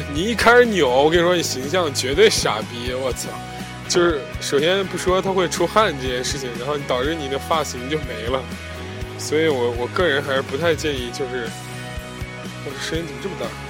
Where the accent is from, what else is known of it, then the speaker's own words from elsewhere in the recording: northern China, China; moved away; 我出生在北方嘛